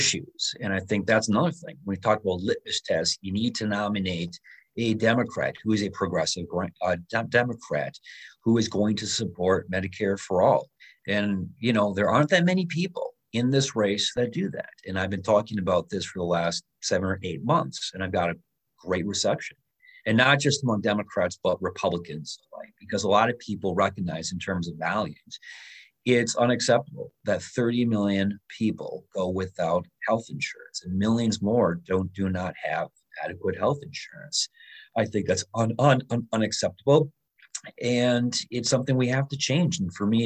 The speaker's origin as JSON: {"language": "English", "town": "Little Chute", "region": "Wisconsin", "country": "United States", "tie": "born or raised there", "said": "I grew up in Little Chute, which is a little village here in Outagamie County"}